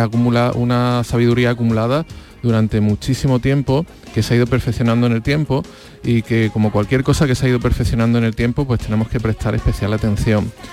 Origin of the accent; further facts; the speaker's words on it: Andalusia, Spain; los andaluces en particular, los españoles en general, porque es algo muy nuestro